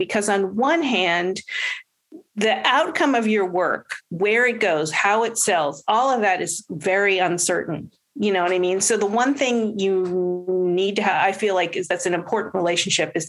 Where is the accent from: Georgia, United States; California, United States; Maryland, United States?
California, United States; Los Angeles; We're both from Los Angeles